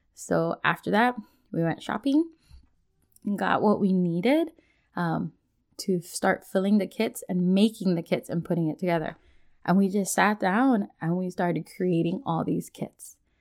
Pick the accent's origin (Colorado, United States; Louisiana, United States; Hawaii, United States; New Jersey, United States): Hawaii, United States; now in Washington, United States; Being born and raised in Hawaii